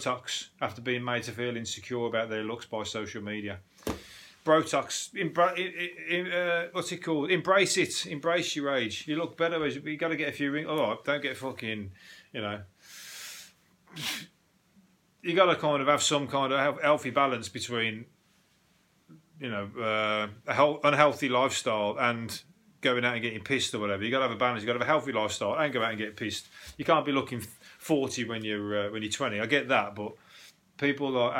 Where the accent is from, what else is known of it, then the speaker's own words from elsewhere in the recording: Birmingham, West Midlands, United Kingdom; accent: Brummie; the Brummie twang being the least attractive. Now, please, that's my accent